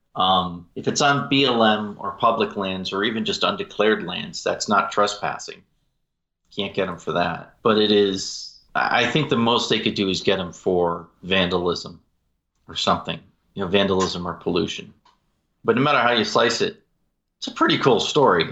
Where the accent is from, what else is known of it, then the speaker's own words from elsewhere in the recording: Utah, United States; in my home state of Utah here